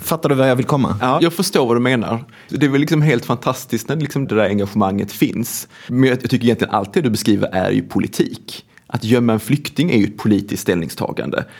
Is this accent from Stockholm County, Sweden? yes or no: no; Svedala, Skåne, Sweden; now in Gothenburg, Sweden; Jag är uppvuxen på en grisgård som heter Grönjung som ligger mellan två samhällen med ett Bara och Klågrupp utanför Malmö. Det är en mm. kommun som heter Svedala